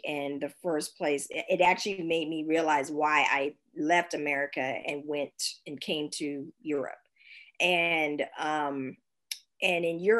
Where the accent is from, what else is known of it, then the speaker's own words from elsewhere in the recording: San Francisco, California, United States; now in Berlin, Germany; I mean, I come from San Francisco, Silicon Valley.